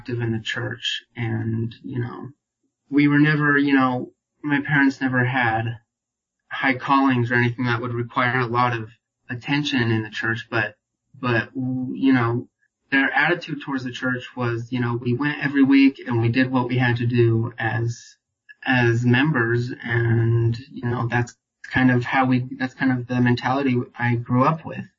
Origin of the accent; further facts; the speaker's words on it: Utah, United States; born and raised in Utah